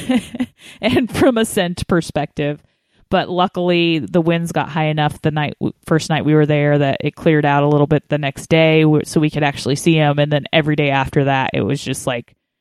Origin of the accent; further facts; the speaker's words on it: Colorado, United States; I grew up in Colorado